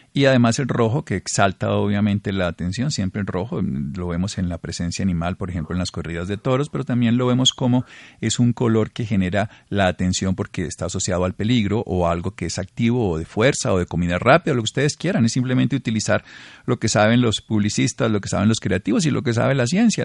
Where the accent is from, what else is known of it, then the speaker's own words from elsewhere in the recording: Colombia; como colombianos